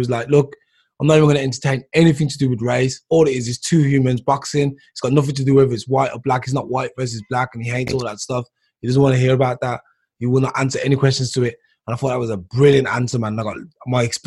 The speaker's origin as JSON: {"language": "English", "region": "England", "country": "United Kingdom", "said": "I'm from England, but I'm black or brown or African descent or Jamaican descent"}